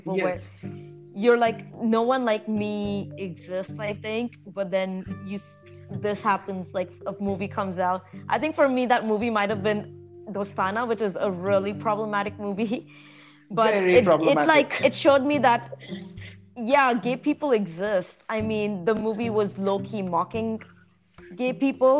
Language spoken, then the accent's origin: English; Hyderabad, Telangana, India; moved away; also born or lived in Toronto; growing up in Hyderabad